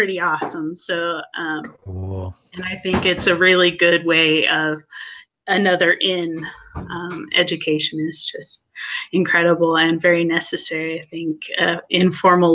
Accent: Pacific Northwest, United States; moved away; I am originally from the Pacific Northwest

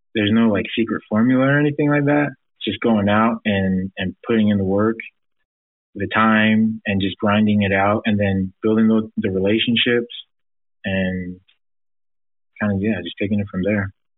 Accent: Provo, Utah, United States; growing up in Provo, Utah, there's not a lot of diversity

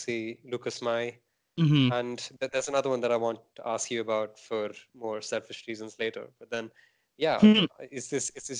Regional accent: India; I'm Indian

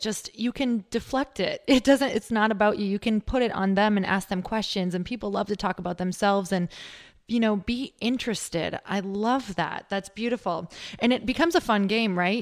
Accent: Midwest, United States; I'm from the Midwest

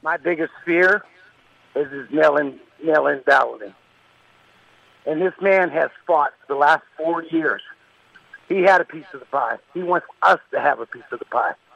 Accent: Pennsylvania, United States; I, I'm from Pennsylvania

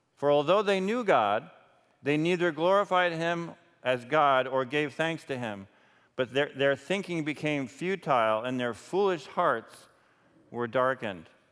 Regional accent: New York, United States; I was raised in New York and always had lights around

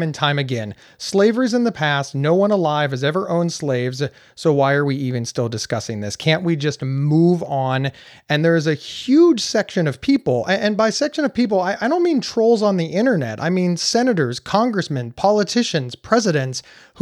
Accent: Ohio, United States; here in the state of Ohio, my home state

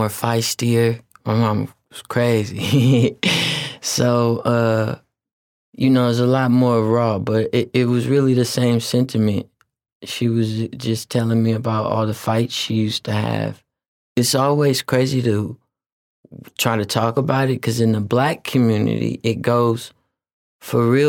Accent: Oakland, California, United States; being from West Oakland and being Filipino and Black

